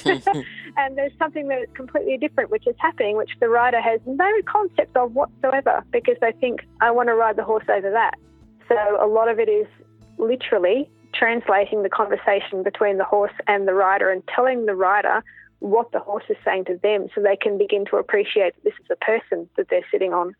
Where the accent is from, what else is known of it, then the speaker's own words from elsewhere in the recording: Canberra, Australian Capital Territory, Australia; also born or lived in New Zealand; I was born in Canberra and raised in Canberra. I've been here now for 45 out of the 47 years, the other two being in New Zealand.